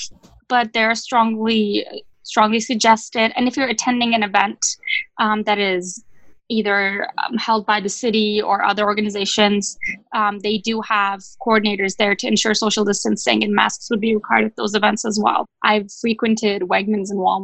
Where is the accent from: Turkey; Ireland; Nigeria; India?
Turkey; moved away as an adult; also born or lived in Ithaca, New York; my home country in Turkey